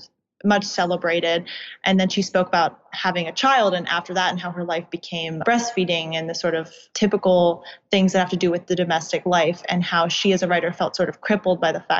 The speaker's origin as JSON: {"language": "English", "area": "suburbs of DC", "region": "Virginia", "country": "United States", "tie": "born or raised there", "said": "I did grow up in Virginia. I grew up in the suburbs of DC"}